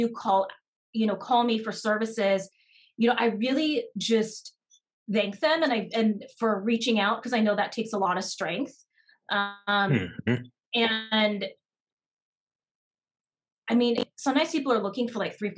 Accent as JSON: {"language": "English", "country": "United States", "said": "I'm Japanese American"}